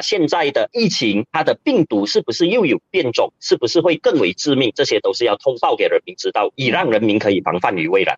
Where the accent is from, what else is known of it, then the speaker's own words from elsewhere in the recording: Johor, Malaysia; 我本身是柔佛人